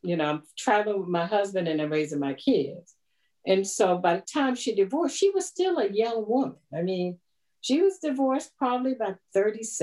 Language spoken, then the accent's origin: English; Annapolis, Maryland, United States; moved away as an adult; now in Ashburn, United States; I grew up in the Annapolis area